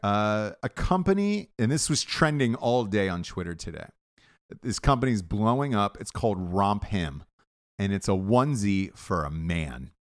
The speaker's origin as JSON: {"language": "English", "town": "Atlanta", "region": "Georgia", "country": "United States", "moved": "yes", "said": "I'm from, I'm from Atlanta."}